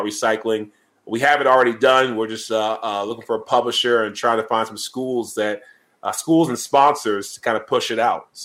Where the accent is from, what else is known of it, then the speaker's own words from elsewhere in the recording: Charleston, South Carolina, United States; now in Atlanta, United States; Charleston, South Carolina, it is my hometown where I grew up